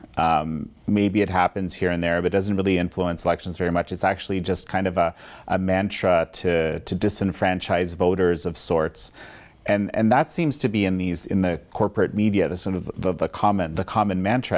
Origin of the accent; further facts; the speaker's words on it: Canada; I'm Canadian